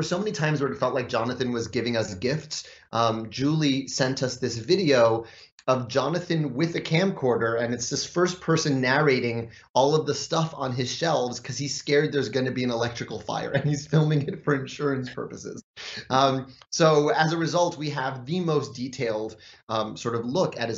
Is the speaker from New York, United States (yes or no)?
yes; New York, United States; my hometown, just a couple hundred blocks south. And looked like the New York I lived